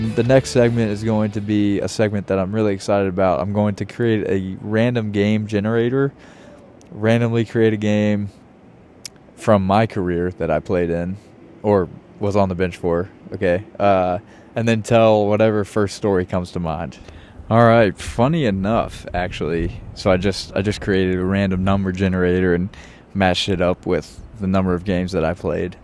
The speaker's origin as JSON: {"language": "English", "town": "Richmond", "region": "Virginia", "country": "United States", "tie": "born or raised there", "also_born_or_lived": "Chapel Hill, North Carolina", "moved": "as an adult", "lives_now": "New York City, United States", "said": "I grew up in Richmond"}